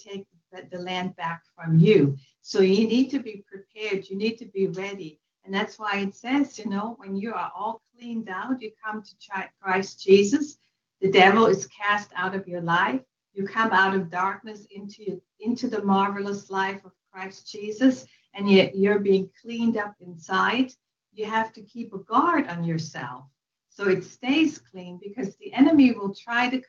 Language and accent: English; western Germany, Germany; moved away; I was born and raised in Western Germany